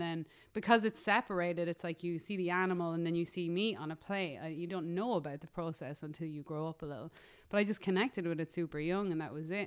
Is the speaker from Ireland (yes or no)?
yes; Ireland; moved away as an adult; also born or lived in Los Angeles, United States; now in United States; as an Irish person